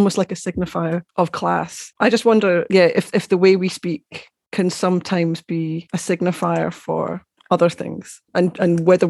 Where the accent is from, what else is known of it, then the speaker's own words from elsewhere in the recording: Glasgow, Scotland, United Kingdom; There was something that actually I think you talked about a little bit there around Edinburgh, and I'm from Glasgow originally